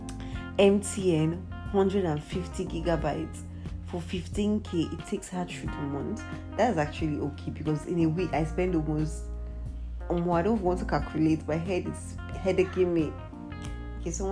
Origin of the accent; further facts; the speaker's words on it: Nigeria; as a Nigerian